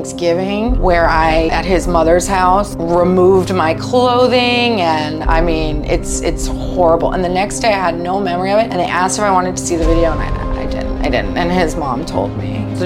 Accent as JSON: {"language": "English", "town": "Washington", "region": "District of Columbia", "country": "United States", "tie": "born or raised there", "said": "I grew up around the Washington, D.C. area"}